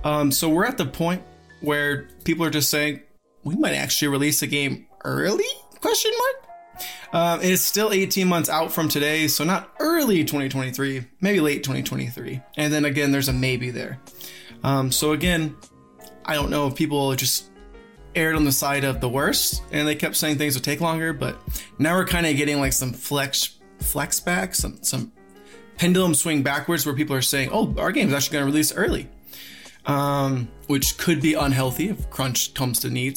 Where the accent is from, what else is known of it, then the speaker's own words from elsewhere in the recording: Georgia, United States; he's Georgia born like me.